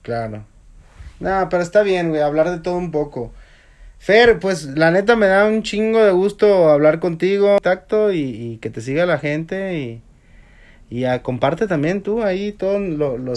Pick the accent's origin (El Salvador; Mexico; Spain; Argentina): Mexico; moved away; a uno como mexicano